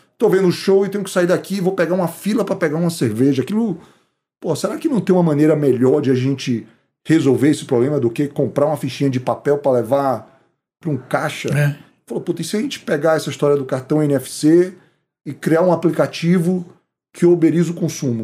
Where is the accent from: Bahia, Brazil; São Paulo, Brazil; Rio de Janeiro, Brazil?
Bahia, Brazil; moved away; also born or lived in Chicago, United States / Boston, United States; nós somos baianos